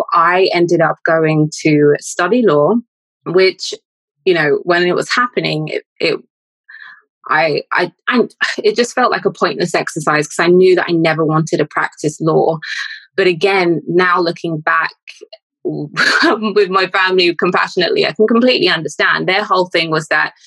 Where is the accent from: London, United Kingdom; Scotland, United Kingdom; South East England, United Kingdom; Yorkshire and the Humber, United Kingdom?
London, United Kingdom; I am Londoner born and raised